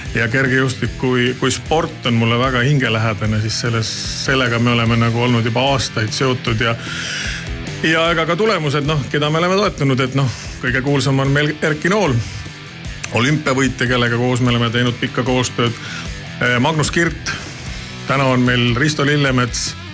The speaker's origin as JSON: {"language": "Estonian", "region": "Saare County", "country": "Estonia", "said": "mina olen Saaremaalt pärit"}